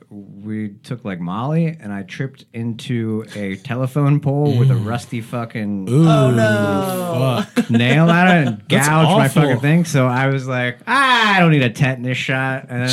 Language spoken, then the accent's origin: English; Medina, Ohio, United States; I grew up in Medina